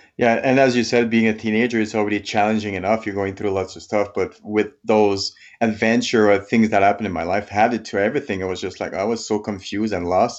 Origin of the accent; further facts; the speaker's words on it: Quebec, Canada; moved away as an adult; now in Canmore, Canada; I'm from Quebec, French Canadian. But I've been living in Camor, Alberta, just close to Banff National Park for the last twelve years